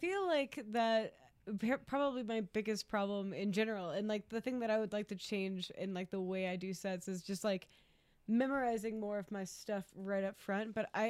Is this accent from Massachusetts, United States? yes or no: no; Atlanta, Georgia, United States; moved away; I grew up in Atlanta